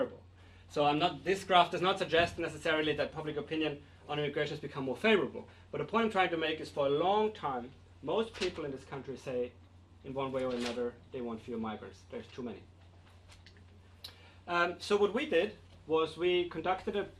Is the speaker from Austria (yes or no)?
yes; Austria; now in United Kingdom; I'm from Austria